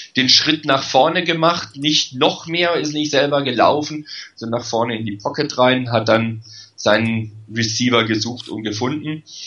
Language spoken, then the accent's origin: German; Karlsruhe, Baden-Württemberg, Germany; weil ich in Karlsruhe geboren bin